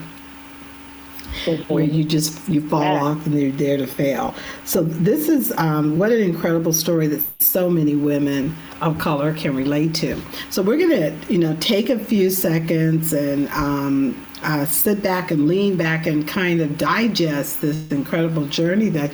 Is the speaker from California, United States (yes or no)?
yes; California, United States; I'm from California too